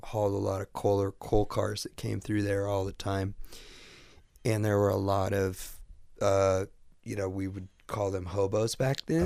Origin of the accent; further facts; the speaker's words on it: Midwest, United States; I never left the Midwest.